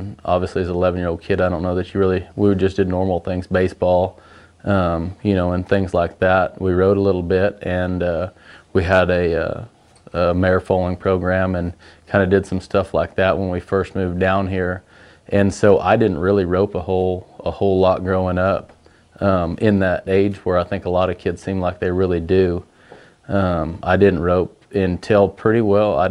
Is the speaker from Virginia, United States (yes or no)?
no; California, United States; I was born in California. My dad, obviously, is a world champion team roper, so I grew up around rodeo and roping a lot